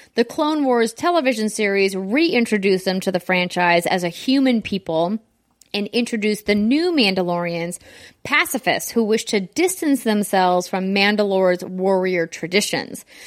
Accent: United States; as an American

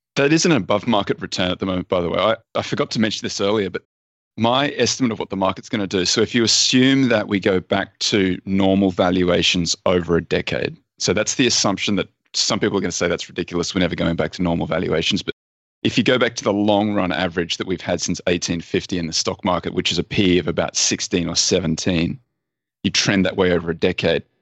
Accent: Australia; I'm Australian

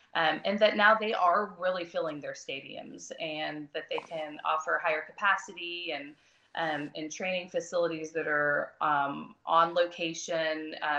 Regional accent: Broken Arrow, Oklahoma, United States; Since I was from Broken Arrow, I am from Broken Arrow.

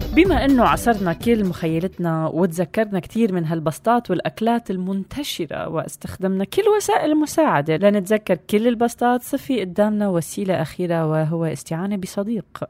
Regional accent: Syria

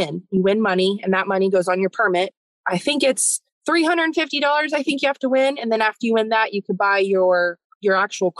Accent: Las Vegas, Nevada, United States; now in Texas, United States; I grew up in Nevada, in Las Vegas

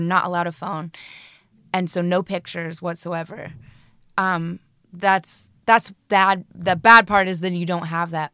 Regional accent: Colorado, United States; moved away as an adult; now in United Kingdom; I'm from Colorado, and my mother is a hippie, and, you know, we took bucket showers when we were growing up.

